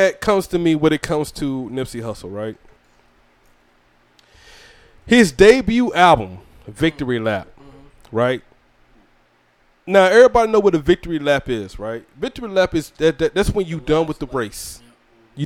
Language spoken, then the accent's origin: English; Georgia, United States; also born or lived in South Carolina; now in Fayetteville, United States; I'm from Georgia